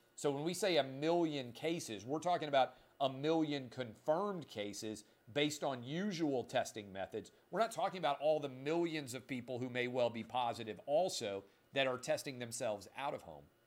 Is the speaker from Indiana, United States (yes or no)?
no; Nashville, Tennessee, United States; also born or lived in Washington, D.C.; my hometown of Nashville